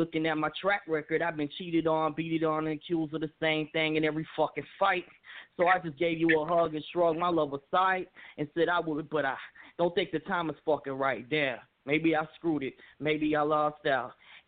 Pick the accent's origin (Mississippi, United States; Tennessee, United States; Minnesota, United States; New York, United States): Tennessee, United States; Memphis; How you doing? … I'm from Memphis, Tennessee. I'm a hip-hop artist.